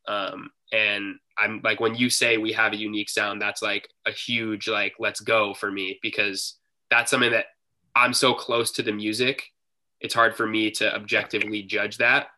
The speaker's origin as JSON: {"language": "English", "town": "Seattle", "region": "Washington", "country": "United States", "said": "we're from Seattle"}